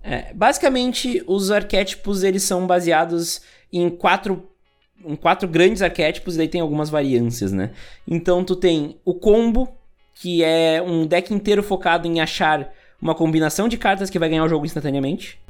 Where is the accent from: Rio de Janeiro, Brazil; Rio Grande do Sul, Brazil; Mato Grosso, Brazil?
Rio Grande do Sul, Brazil; Eu sou do Rio Grande do Sul